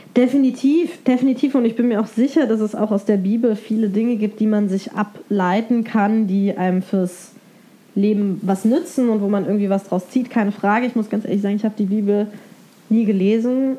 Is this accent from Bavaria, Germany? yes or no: yes; Bavaria, Germany; Ich bin in Bayern aufgewachsen